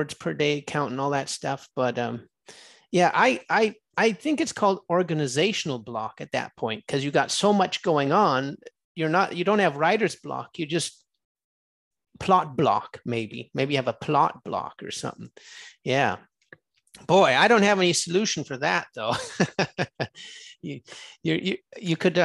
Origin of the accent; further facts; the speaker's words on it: California, United States; I'm from California